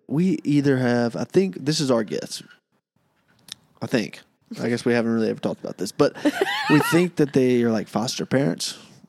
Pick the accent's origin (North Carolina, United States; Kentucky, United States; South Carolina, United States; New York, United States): New York, United States; I'm from New York.